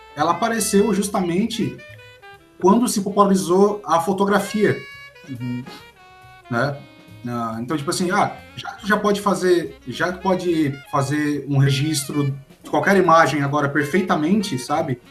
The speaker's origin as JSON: {"language": "Portuguese", "town": "Criciúma", "region": "Santa Catarina", "country": "Brazil", "said": "sou de Criciúma também"}